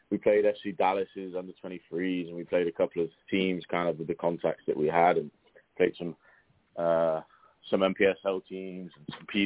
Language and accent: English; England, United Kingdom; now in Oklahoma City, United States; Uh, I've uh, been in uh, Oklahoma City since 2010. I'm originally from England. Um, so we got here 2010.